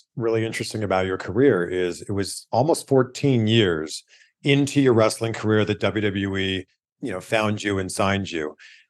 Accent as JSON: {"language": "English", "country": "Canada", "first_language": "English", "moved": "yes", "lives_now": "United States", "said": "I speak one language. I'm from Canada. I live in the US, but I speak one language. I speak Canadian English. I speak English, right?"}